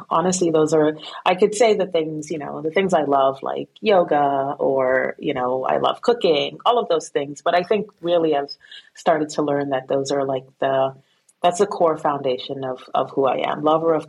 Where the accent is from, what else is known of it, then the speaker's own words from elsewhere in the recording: Guyana; also born or lived in Brooklyn, United States; So I was born in Brooklyn, but my family is actually from South America, from Guyana. And so I was raised there.